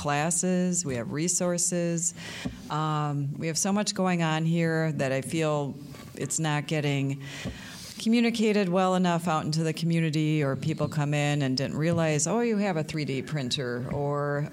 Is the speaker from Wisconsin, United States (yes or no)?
yes; Cedarburg, Wisconsin, United States; moved away as an adult; also born or lived in West Chicago, Illinois; I grew up in Cedarburg.